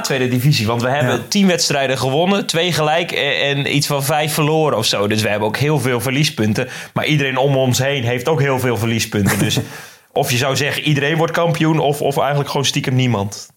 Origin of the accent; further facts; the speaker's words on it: Netherlands; ons als Nederlanders